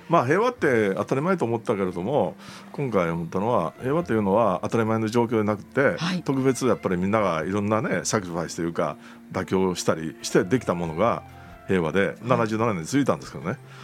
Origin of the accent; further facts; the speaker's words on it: Kyoto, Japan; 京都人として